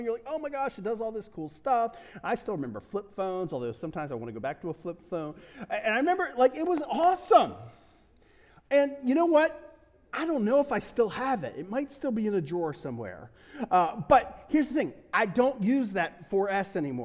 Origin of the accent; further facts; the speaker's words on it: Delaware, United States; also born or lived in Pittsburgh / New England; I'm from Delaware, so we don't get a lot of snow